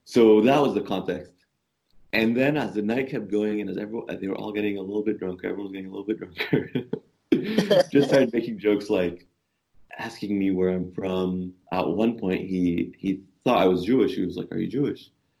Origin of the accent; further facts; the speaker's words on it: Canada; So I'm Canadian as well